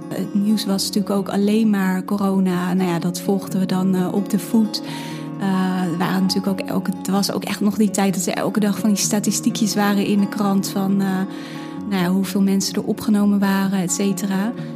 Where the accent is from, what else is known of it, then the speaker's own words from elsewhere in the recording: Hilversum area, North Holland, Netherlands; ik kom uit de omgeving van Hilversum